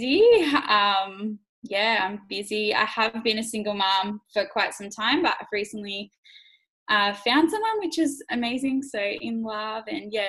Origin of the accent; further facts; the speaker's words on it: Berridale, New South Wales, Australia; moved away; also born or lived in Canberra; I grew up in the Snowy Mountains in New South Wales, actually. So in a very small town called Berrydale